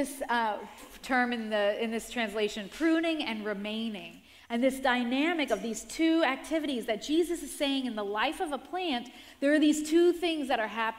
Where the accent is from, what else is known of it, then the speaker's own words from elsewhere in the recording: New York, United States; also born or lived in Rockland County, New York; I grew up in the Bronx, around a lot of concrete and around a lot of apartment buildings. And then at around 10 years old, we moved to the suburbs, to Rockland County